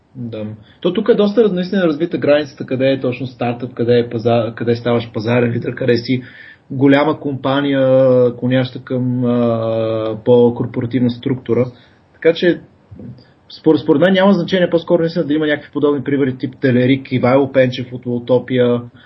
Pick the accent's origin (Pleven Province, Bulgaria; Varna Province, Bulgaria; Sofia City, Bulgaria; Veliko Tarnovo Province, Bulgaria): Pleven Province, Bulgaria; Pleven; now in Sofia, Bulgaria; съм от Плевен, там съм бил в Мегето